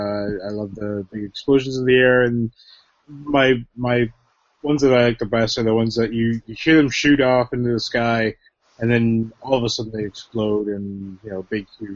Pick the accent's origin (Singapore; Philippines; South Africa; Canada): Canada; being Canadian